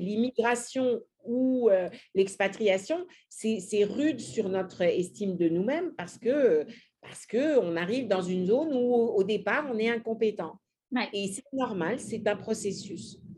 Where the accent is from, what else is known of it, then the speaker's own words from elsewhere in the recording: France; moved away; en tant que Français